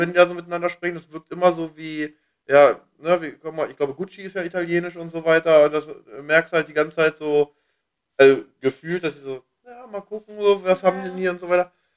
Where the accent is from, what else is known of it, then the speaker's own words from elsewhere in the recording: Hanover, Lower Saxony, Germany; now in Berlin, Germany; wieder zurück nach Hannover